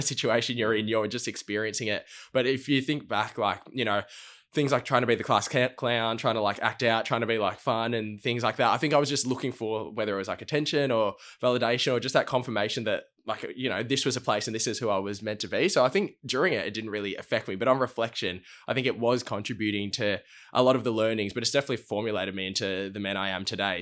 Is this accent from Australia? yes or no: yes; Melbourne, Victoria, Australia; grew up in Melbourne, uh, in Blackburn